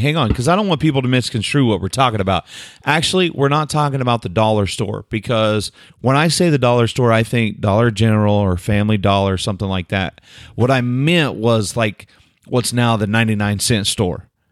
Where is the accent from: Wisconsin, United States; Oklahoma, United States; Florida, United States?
Oklahoma, United States; I'm some dummy from Oklahoma